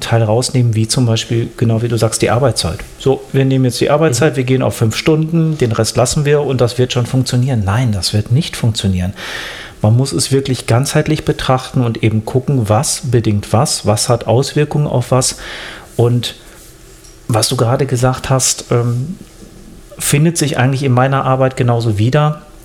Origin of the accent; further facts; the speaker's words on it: Germany; bei uns in Deutschland